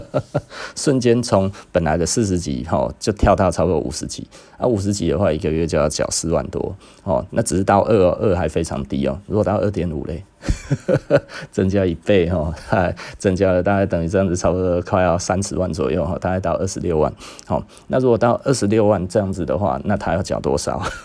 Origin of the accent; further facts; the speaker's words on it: Taiwan; 就是我们台湾人啊吼，台湾人整个在八零年代到九零年代买了那么多的劳力士